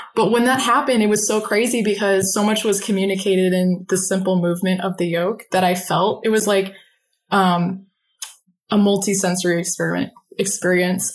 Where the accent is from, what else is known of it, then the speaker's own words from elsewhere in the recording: Phoenix, Arizona, United States; I'm currently in Phoenix, Arizona, um, I've never left